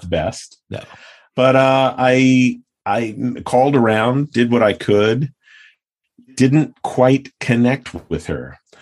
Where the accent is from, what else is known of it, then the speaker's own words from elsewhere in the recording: New York, United States; now in Los Angeles, United States; I grew up in New York.